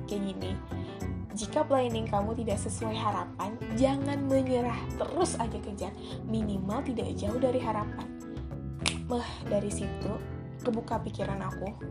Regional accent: Magelang, Central Java, Indonesia; saudara aku di Jogja bukan Jogja sih Magelang nah di dia tuh ngasih tahu bahwa di Magelang itu di kampung aku

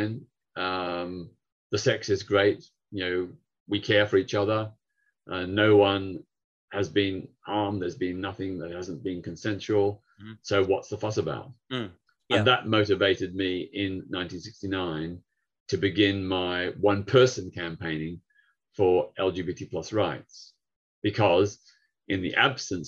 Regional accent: Victoria, Australia; now in United Kingdom; back in my home state of Victoria, where Melbourne is the capital

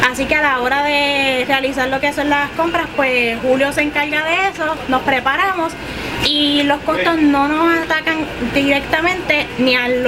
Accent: Puerto Rico; Y como típico puertorriqueño, siempre empezamos a, celebrar lo que es la Navidad en septiembre, octubre y montamos nuestro arbolito.

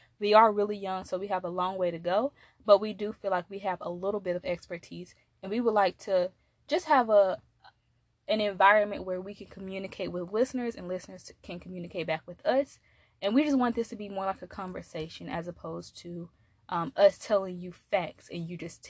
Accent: Columbus, Georgia, United States; I'm from Columbus, Georgia. So I'm a Georgia Peach and I'm 23 years old.

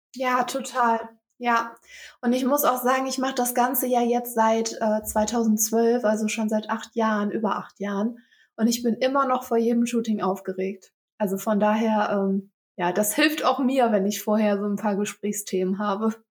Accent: Velbert, North Rhine-Westphalia, Germany; ich bin 26 Jahre alt und ich komme aus Felbert. Ähm, das liegt im Kreis Mettmann

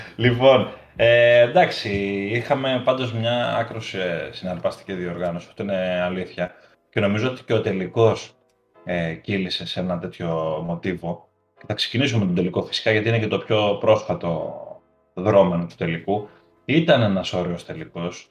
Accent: Greece; είμαστε Έλληνες υποστηρικτές

